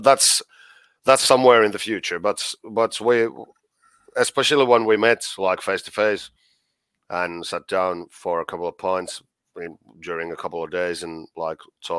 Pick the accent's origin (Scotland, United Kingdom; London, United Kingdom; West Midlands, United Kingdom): Scotland, United Kingdom; I am I'm Scottish, so I'm well, almost it's, Scottish.